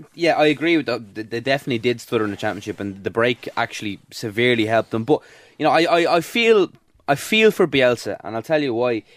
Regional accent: Ireland; as an Irish Liverpool fan

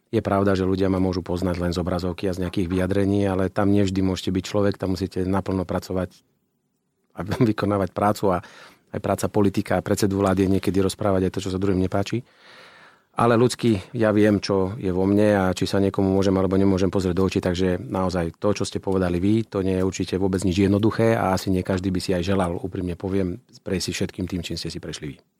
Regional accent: Banská Bystrica, Banská Bystrica Region, Slovakia; ja som človek z Banskej Bystrice

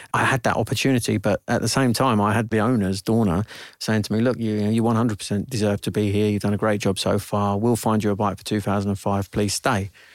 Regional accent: Sittingbourne, South East England, United Kingdom; also born or lived in London; I was born here in London, um, and at six weeks old, I moved down to Sittingbourne with my parents

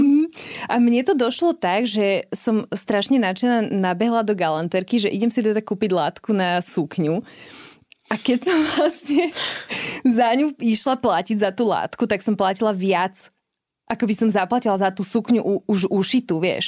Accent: Trenčín, Trenčín Region, Slovakia; pochádzam z Trenčina

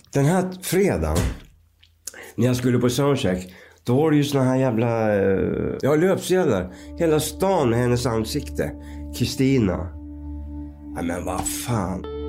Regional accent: Skultuna, Västmanland, Sweden; now in Visby, Sweden; vi är ju uppväxta i Skultuna då, utanför Västerås

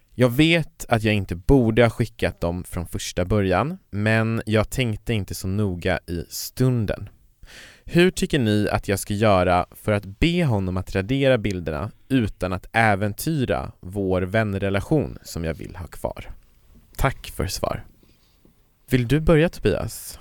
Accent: Kiruna, Norrbotten County, Sweden; jag kommer ju från Kiruna och i Kiruna så fanns det ju inga sådana

